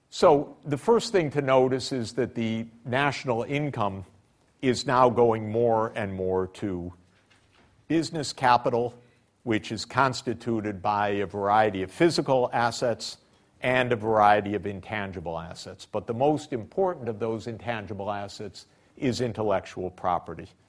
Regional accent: Detroit, Michigan, United States; I grew up in Detroit

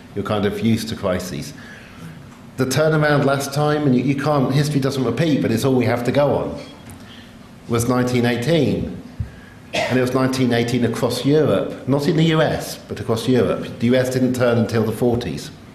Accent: England, United Kingdom; I'm English

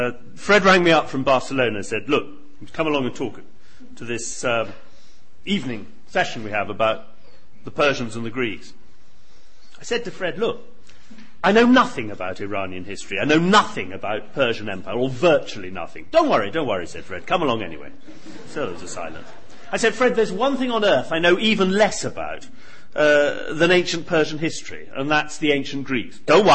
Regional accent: Singapore; born there; I was born in Singapore. My father was born in Germany. My mother's Irish and French.

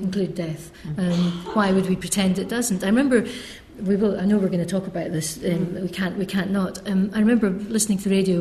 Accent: Scotland, United Kingdom; also born or lived in Cambridge; I'm Scots. I'm from Scotland

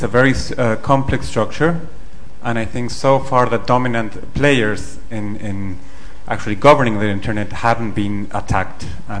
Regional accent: Mexico; now in London, United Kingdom; Hello, …, Mexican, and lecturer in UCL.

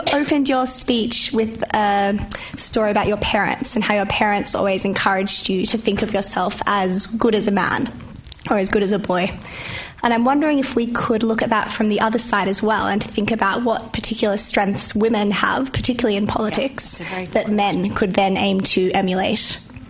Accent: Melbourne, Victoria, Australia; I'm from Melbourne. I'm in your electorate.

